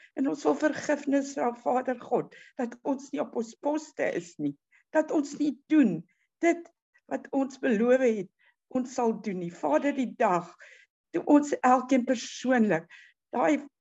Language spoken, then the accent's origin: Afrikaans; South Africa; Ons as Suid-Afrikaners